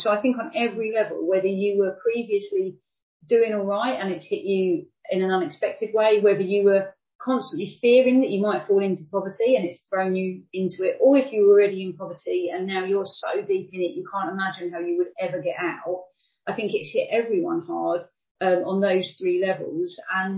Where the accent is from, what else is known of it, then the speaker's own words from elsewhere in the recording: United Kingdom; I grew up in relative poverty in the UK myself